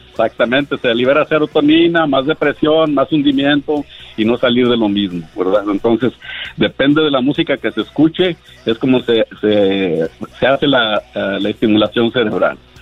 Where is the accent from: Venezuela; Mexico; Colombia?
Mexico; Monterrey, Nuevo León; yo soy de Monterrey